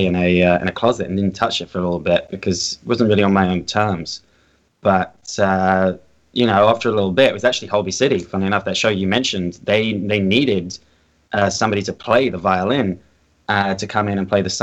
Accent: London, United Kingdom; now in Los Angeles, United States; I grew up in North London, just off the Holloway Road

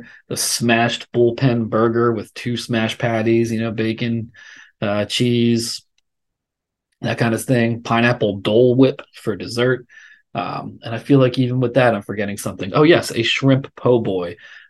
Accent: near Philadelphia, Pennsylvania, United States; You know, I grew up near Philadelphia

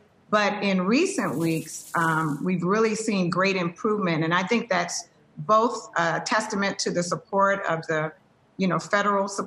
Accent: the South, United States; moved away; I grew up in the South

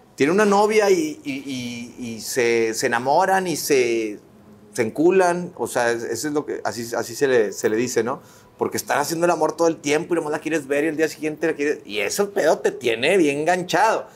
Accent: Monterrey, Nuevo León, Mexico; moved away as an adult; also born or lived in Mexico City; otro regio

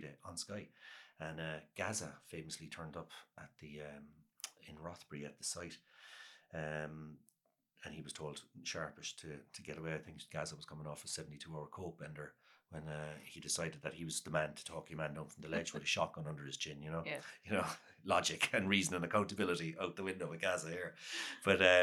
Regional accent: Cork, Munster, Ireland; accent: Cork; also born or lived in Los Angeles; now in Dublin, Ireland; my normal Cork accent

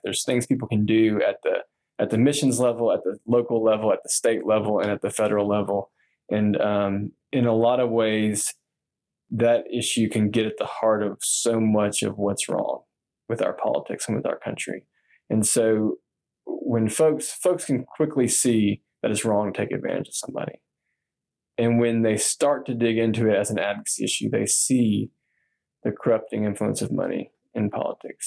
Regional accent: Texas, United States; I'm from Texas

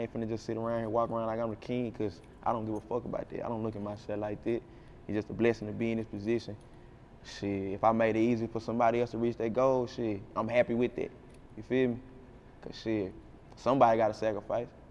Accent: Jacksonville, Texas, United States; I'm from Texas. Like, this the only land I know.

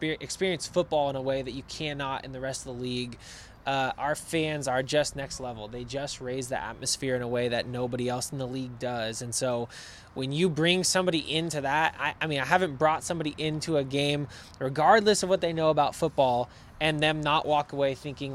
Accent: Sacramento, California, United States; now in Los Angeles, United States; I grew up in Sacramento

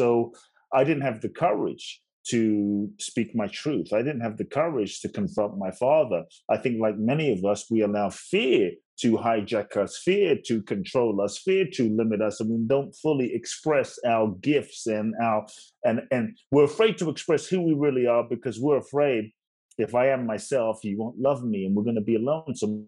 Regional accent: London, United Kingdom; also born or lived in Ghana / United States; I was born in Ghana, West Africa. My father's from Ghana, my mother's Japanese. I grew up in London and partly the US.

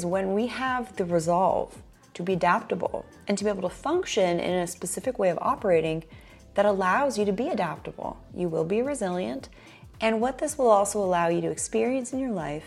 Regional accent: Vancouver Island, British Columbia, Canada; from Vancouver, where I'm from. And I'm really from Vancouver Island

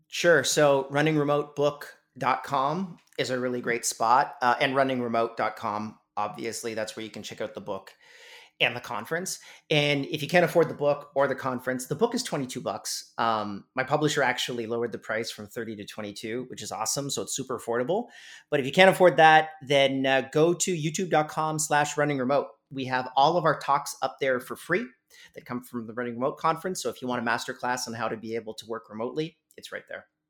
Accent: Canada; I'm Canadian

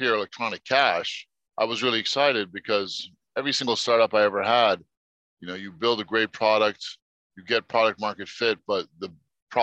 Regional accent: New York, United States; also born or lived in Egypt; So I grew up in New York

